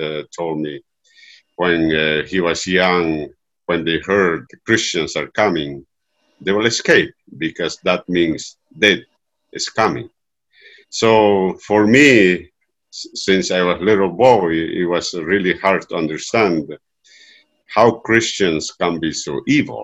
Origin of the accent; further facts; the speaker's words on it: Andes, Peru; I am from Peru